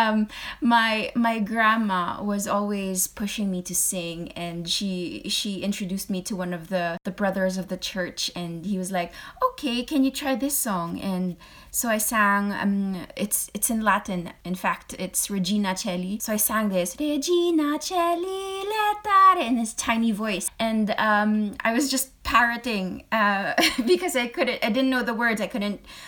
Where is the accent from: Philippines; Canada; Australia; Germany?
Philippines; moved away as an adult; also born or lived in United Kingdom / Hong Kong / France; I'm a Filipino, or a Filipina, or a Filipinx, if you want, in the States